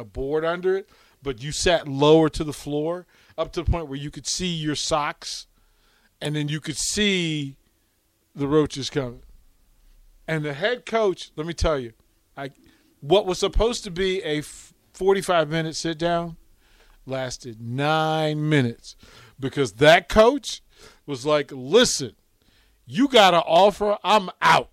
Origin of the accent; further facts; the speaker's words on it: Arlington, Virginia, United States; I'm from Arlington, Virginia, but I'm from like Green Valley, which is its own persona